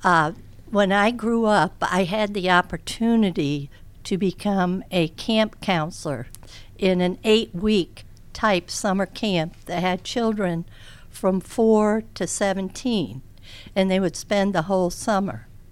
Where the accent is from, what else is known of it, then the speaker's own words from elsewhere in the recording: Charleston, United States; moved away as an adult; we went back to my hometown of Charleston.